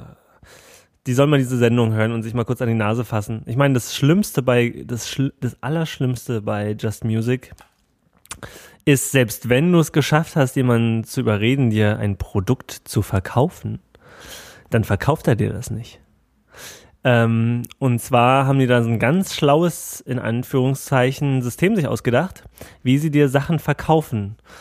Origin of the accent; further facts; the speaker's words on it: Germany; ich komme hier aus Deutschland